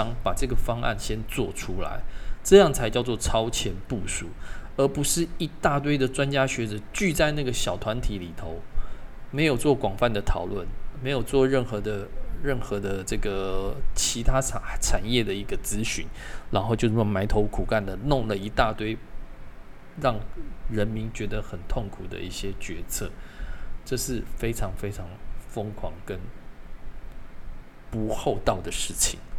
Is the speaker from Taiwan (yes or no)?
yes; Taiwan; 我从小在这边出生，已经五十快五十年了，我缴的税不会比各位少。我生活对台湾的贡献不会比各位少